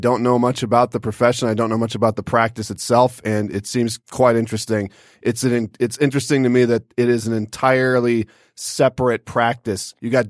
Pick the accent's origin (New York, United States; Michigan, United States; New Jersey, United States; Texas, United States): Michigan, United States; South Lyon; also born or lived in Columbus / Birmingham, Michigan / Troy, Michigan; But then I remember moving from Birmingham to Troy, and then Troy to South Lyon was the big one